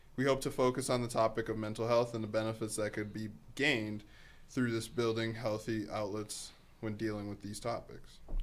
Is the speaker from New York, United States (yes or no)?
no; Boston, Massachusetts, United States; also born or lived in Africa; originally I'm from, actually, I'm actually from Africa, if, uh, to be quite frank. But I grew up on the East Coast. Boston, to be specific